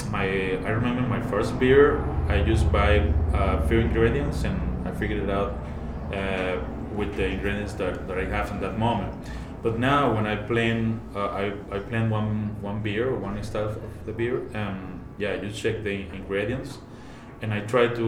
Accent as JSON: {"language": "English", "country": "Venezuela", "also_born_or_lived": "Puebla / Yucatan", "moved": "as an adult", "lives_now": "Mulegé, Mexico", "said": "I'm originally from Venezuela"}